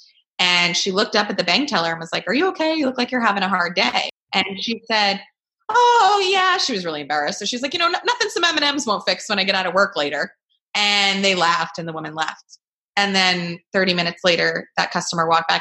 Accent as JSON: {"language": "English", "region": "New York", "country": "United States", "tie": "born or raised there", "said": "New York, wow, which is my home state"}